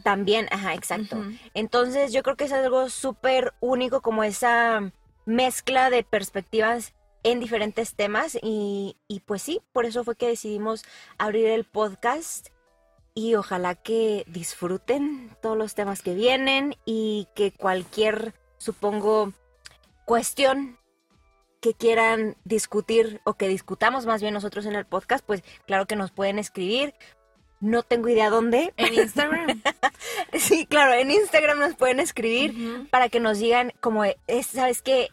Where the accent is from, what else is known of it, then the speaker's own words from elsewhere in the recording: Guadalajara, Jalisco, Mexico; now in San Luis Potosí, Mexico; yo soy originaria de Guadalajara, Jalisco, pero yo ya llevo muchos años en San Luis Potosí